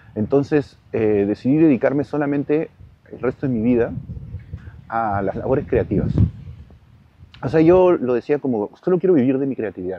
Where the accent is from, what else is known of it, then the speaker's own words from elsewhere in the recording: Peru; now in Madrid, Spain; todos los espacios que he estado en el Perú